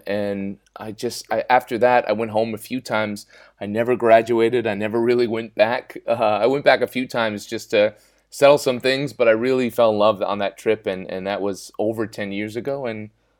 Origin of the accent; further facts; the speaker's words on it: Rhode Island, United States; also born or lived in San Francisco, United States; I grew up in Rhode Island in the United States. I moved to San Francisco. I was studying photojournalism there at San Francisco State University.